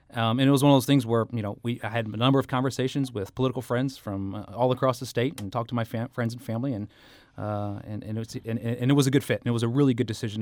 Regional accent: Kansas City, Missouri, United States; moved away as an adult; now in St. Louis, United States; I grew up in Kansas City

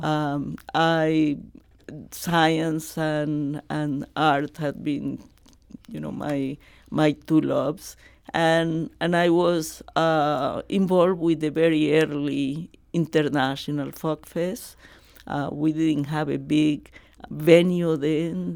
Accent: Barranquilla, Atlántico, Colombia; English is a second language; moved away as an adult; also born or lived in Cali, Colombia / Tallahassee; now in St. Louis, United States; I have finished my undergraduate as a pharmaceutical scientist in my hometown, Barranquilla

